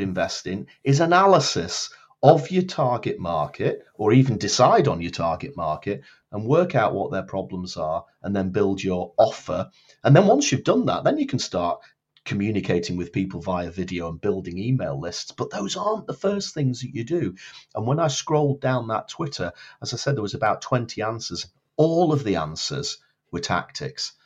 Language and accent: English; Blackpool, North West England, United Kingdom; moved away as an adult; now in Edinburgh, United Kingdom; I was born in Blackpool, um, in the north of England, although I've lived now in Edinburgh, in Scotland, for getting on for twenty-six years. Um, after I grew up in Blackpool